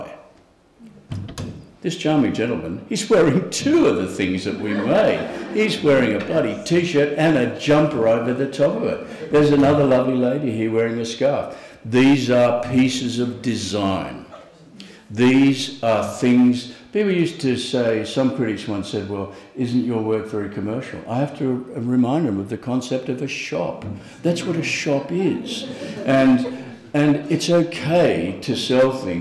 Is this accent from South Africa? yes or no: no; Australia; as an Australian artist